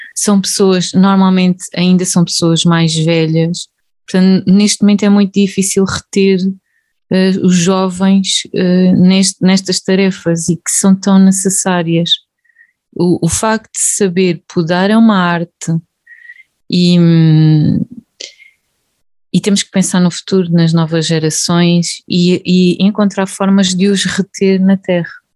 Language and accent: Portuguese; Évora, Alentejo, Portugal; moved away as an adult; now in North of Portugal, Portugal; Eu sou, sou alentejana, um, de Évora. Estou a viver neste momento no Norte